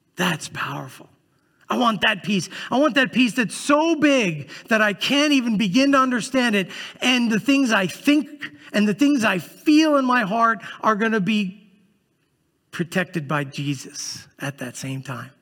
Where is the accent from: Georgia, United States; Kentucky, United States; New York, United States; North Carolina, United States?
New York, United States; New York City; moved away; I grew up in Brooklyn, New York